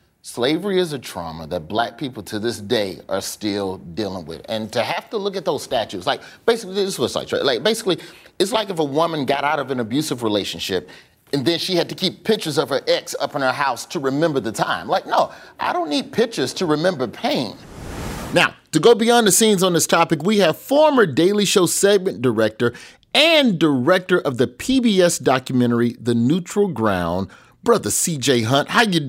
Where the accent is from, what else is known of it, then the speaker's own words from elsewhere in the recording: Alabama, United States; my home state of Alabama